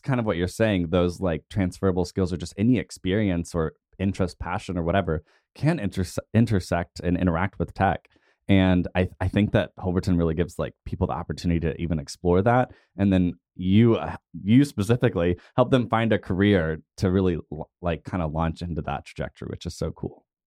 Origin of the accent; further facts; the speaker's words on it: Tulsa, Oklahoma, United States; growing up in Tulsa